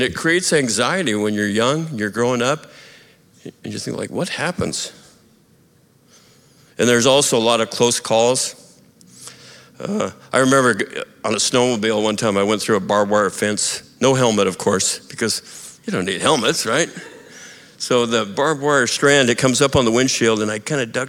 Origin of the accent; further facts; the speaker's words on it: United States; also born or lived in Montana / Idaho; when I was growing up in Montana and Idaho